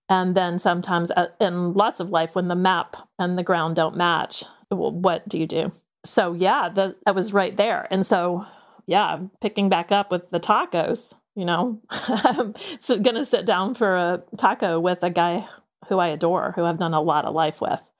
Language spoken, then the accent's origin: English; the South, United States; I grew up in the South